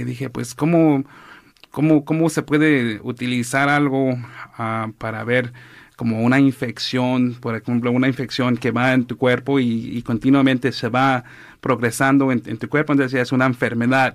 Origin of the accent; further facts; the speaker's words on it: Los Angeles, California, United States; also born or lived in Oaxaca; crecí aquí en ah, West Los Ángeles